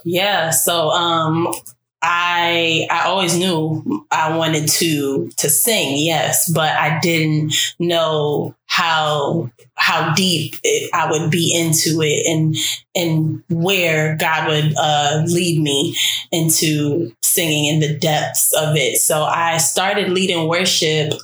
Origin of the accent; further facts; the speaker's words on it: New York City, New York, United States; I am from Brooklyn, New York